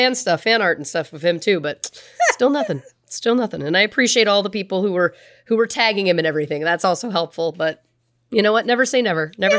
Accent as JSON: {"language": "English", "country": "Canada", "tie": "born or raised there", "said": "it was Paul Bernardo and Carla Homolka growing up in Canada."}